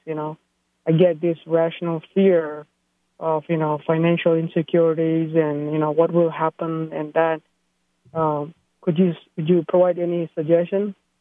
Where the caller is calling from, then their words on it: San Jose, California, United States; I'm calling from San Jose